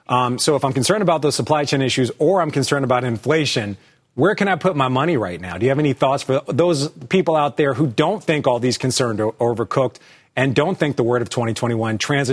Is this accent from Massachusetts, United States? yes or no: no; Philadelphia, Pennsylvania, United States; also born or lived in New York; I'm from Philadelphia, but we're up here in New York.